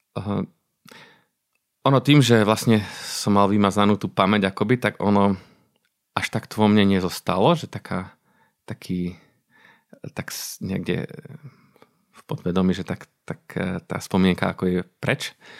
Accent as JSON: {"language": "Slovak", "area": "Orava", "region": "Žilina Region", "country": "Slovakia", "tie": "born or raised there", "also_born_or_lived": "Kazakhstan / Germany", "said": "ja som sa narodil na Orave, možno povedať v horách. Tak eh, sme bývali kúsok od lesika"}